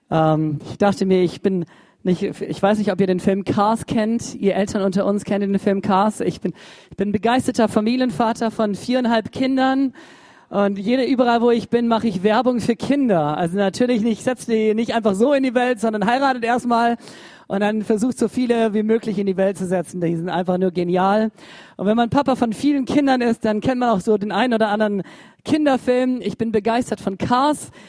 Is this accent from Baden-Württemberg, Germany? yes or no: yes; Baden-Württemberg, Germany; Ich dachte, ich bin Schwabe, ich schaff's auch allein.